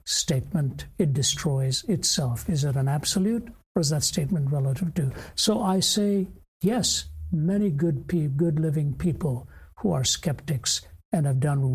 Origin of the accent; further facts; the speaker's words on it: North India, India; even within India, I was raised in the North, born in the South.